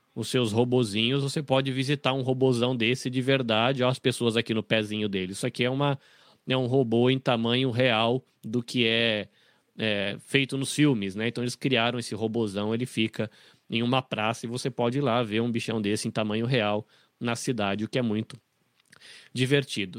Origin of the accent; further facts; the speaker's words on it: interior of São Paulo, Brazil; also born or lived in Bahia; now in Japan; eu sou um, um baiano desnaturado, porque eu saí da Bahia muito cedo, então eu sou um baiano que não fala o baiano e não tem muito jeitão de baiano, porque cresci no interior de São Paulo